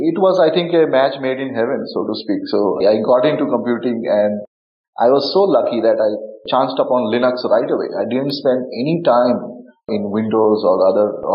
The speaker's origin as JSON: {"language": "English", "country": "India", "tie": "born or raised there", "said": "I grew up in India and also some of the most remote parts of the country. And we didn't have internet."}